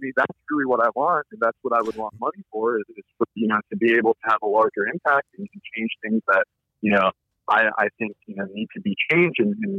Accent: Virginia Beach, Virginia, United States; I'm from Virginia Beach, Virginia, man.

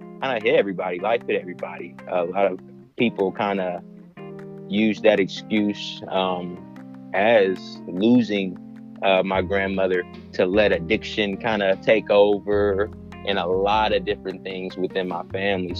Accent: Columbus, Ohio, United States; moved away as an adult; now in Alabama, United States; So I am originally from Columbus, Ohio, born and raised, moved down to Alabama for school

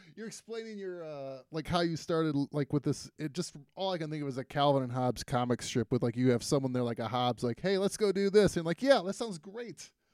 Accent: Toledo, Ohio, United States; I grew up in Toledo on the northwest

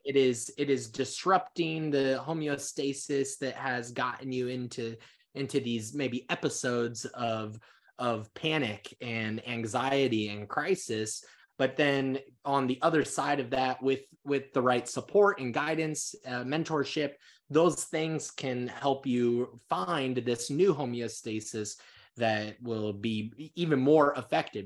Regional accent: Council Bluffs, Iowa, United States; moved away; also born or lived in California; I was born and raised in Council West, Iowa

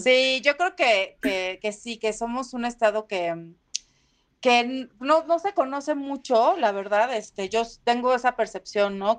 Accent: Villahermosa, Tabasco, Mexico; moved away; also born or lived in Huimanguillo; crecí en Villahermosa, pero soy de Huimanguillo

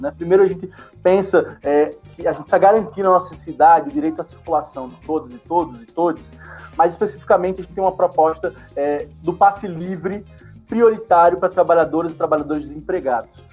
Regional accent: Natal, Rio Grande do Norte, Brazil; eu que nasci na Ribeira

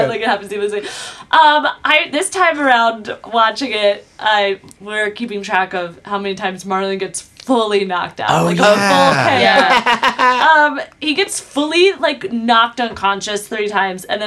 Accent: Valley Forge, Pennsylvania, United States; I'm from Valley Forge. I went to Valley Forge Elementary and Middle School

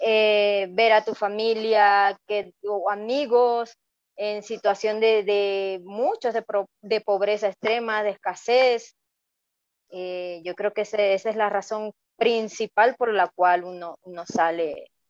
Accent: Venezuela; now in Ecuador; cuando salimos de Venezuela, cuando salí de Venezuela, me tomó aproximadamente una semana llegar acá a Ecuador.

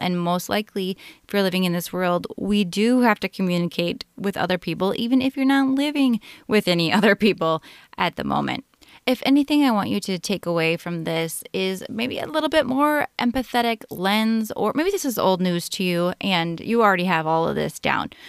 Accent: Minnesota, United States; I'm from Minnesota in the United States

